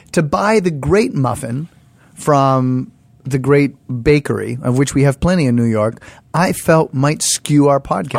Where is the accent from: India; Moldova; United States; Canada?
Canada; moved away; In our household, growing up in Canada